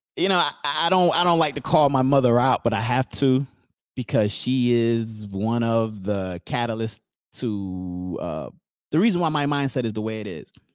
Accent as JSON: {"language": "English", "region": "New Jersey", "country": "United States", "said": "we're from New Jersey"}